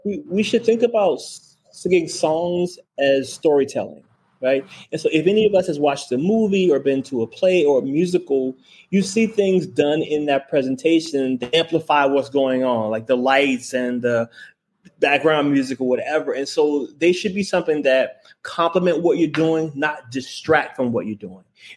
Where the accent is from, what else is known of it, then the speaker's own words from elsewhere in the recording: Memphis, Tennessee, United States; we are both from Memphis